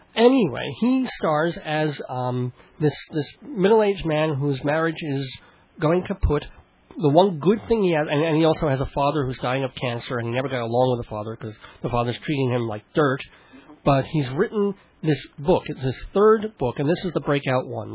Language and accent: English; New York City, New York, United States; also born or lived in Long Island; I was born in Brooklyn